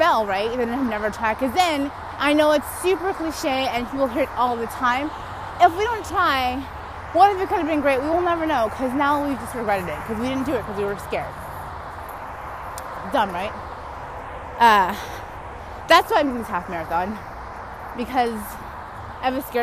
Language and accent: English; California, United States; I'm from California